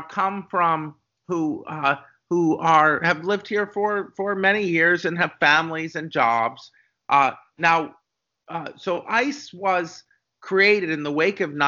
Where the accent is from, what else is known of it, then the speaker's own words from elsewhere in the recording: United States; who count ourselves as patriotic Americans, we feel we are just as much American as we are Jewish